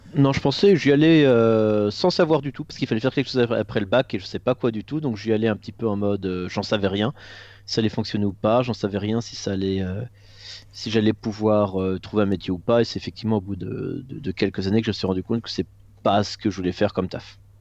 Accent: Moselle, Grand Est, France; je viens de, de Moselle, il faut savoir qu'en Alsace-Moselle, tu as encore au en école primaire et au collège, tu as encore des cours de catéchisme

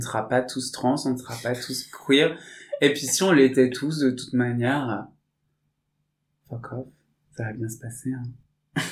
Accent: Saint-Étienne, Auvergne-Rhône-Alpes, France; Je viens de Saint-Étienne, d'une famille euh, qui est issue de l'immigration

